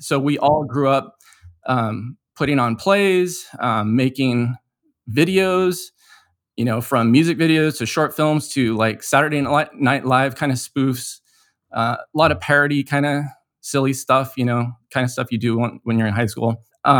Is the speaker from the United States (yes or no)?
yes; United States; Well, you know, I'm Japanese American, right? I'm actually half Japanese. My mom is third generation Japanese American.